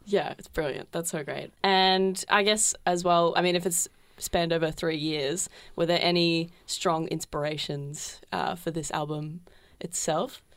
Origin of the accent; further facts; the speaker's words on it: Geelong, Victoria, Australia; now in Melbourne, Australia; I'm from Geelong originally